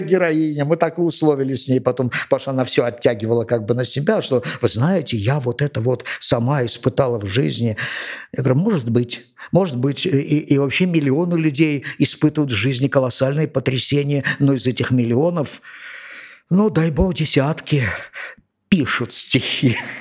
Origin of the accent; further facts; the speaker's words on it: Georgia; я родился и вырос здесь, в Грузии